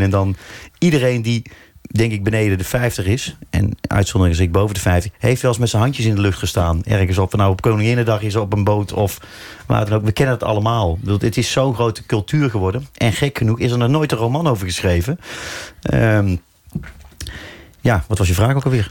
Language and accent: Dutch; North Brabant, Netherlands; moved away as an adult; now in Amsterdam, Netherlands; Maar ik voel me absoluut ook Brabander.